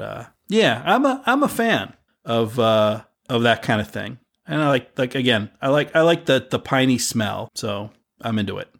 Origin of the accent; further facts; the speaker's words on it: United States; a kid growing up in America